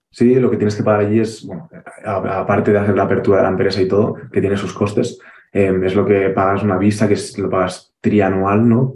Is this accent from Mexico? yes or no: no; Barcelona, Catalonia, Spain; moved away as an adult; now in Andorra; los que somos de Barcelona